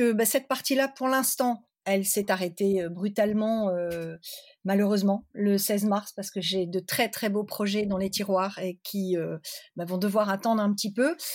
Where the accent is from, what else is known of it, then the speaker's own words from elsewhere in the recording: Lille, Hauts-de-France, France; also born or lived in Pévèle; je suis originaire de Lille, de la métropole lilloise, j'habite dans la Pévelle